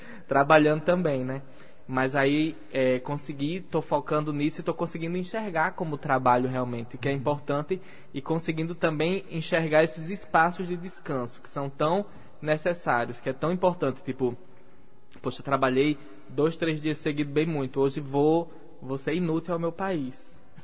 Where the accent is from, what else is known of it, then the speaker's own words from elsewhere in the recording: Natal, Rio Grande do Norte, Brazil; eu sou de Natal, eu falo de Natal torto e adoidado